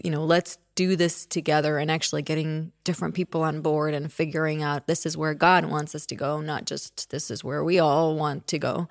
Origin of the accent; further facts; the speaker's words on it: Czechia; moved away; I was born in the Czech Republic, which was a communist country at that time. And so until I was ten, that's what it was.